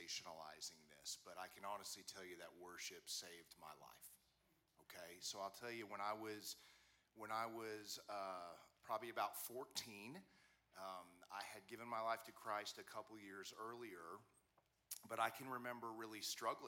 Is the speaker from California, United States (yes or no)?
no; Wichita, Kansas, United States; I grew up in Wichita, Kansas